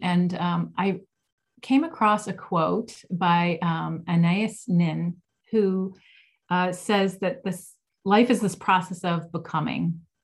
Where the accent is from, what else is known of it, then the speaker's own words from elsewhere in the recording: Cleveland, Ohio, United States; I grew up in Ohio